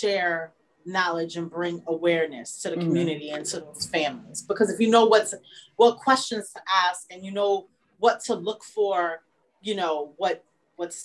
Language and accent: English; New York, United States; we're from New York